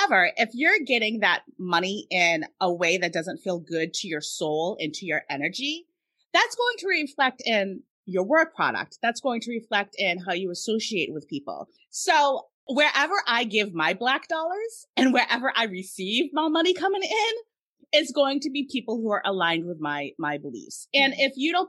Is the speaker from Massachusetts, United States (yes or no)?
yes; Massachusetts, United States; we're from Massachusetts